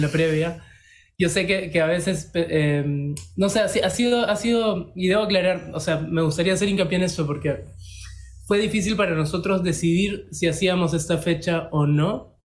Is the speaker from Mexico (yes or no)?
no; Peru; somos peruanos